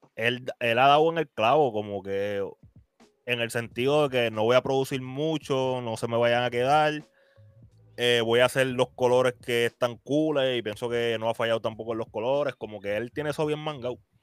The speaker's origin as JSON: {"language": "Spanish", "country": "Puerto Rico", "said": "nosotros como puertorriqueños"}